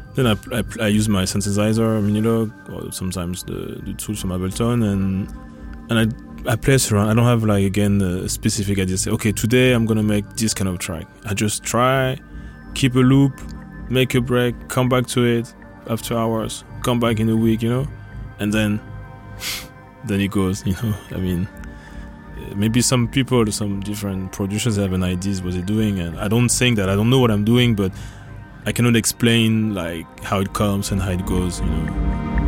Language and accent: English; Paris, Île-de-France, France; moved away as an adult; now in Copenhagen, Denmark; I'm from France, born in Paris, and at the moment I'm doing electronic music, basically ambient music or sound, and I'm living in Copenhagen since 2011.